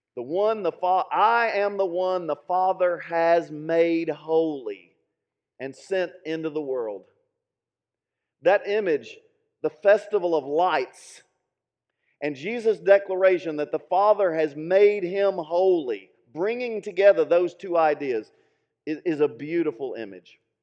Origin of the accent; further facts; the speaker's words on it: Middlesboro, Kentucky, United States; my hometown, Middlesboro